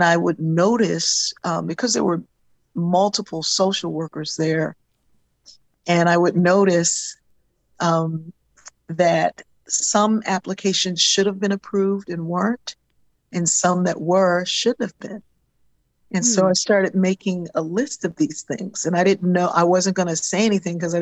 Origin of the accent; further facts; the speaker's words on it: Wilmington, Delaware, United States; I grew up in Wilmington, Delaware